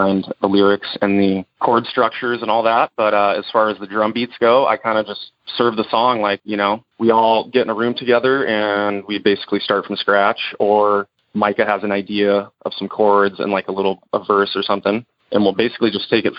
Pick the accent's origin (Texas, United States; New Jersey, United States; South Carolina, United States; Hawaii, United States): Hawaii, United States; moved away; also born or lived in California; growing up in Hawaii